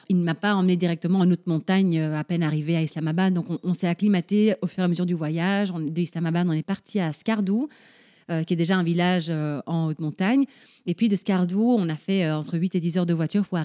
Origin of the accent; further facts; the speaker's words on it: Paraguay; born there; je suis née au Paraguay, on est cinq frères et sœurs, on est tous nés dans des pays différents.